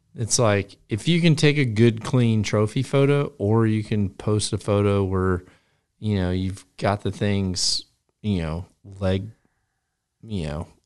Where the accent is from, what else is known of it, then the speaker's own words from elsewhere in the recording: United States; moved away; also born or lived in Iowa; I came from Wisconsin in northern Illinois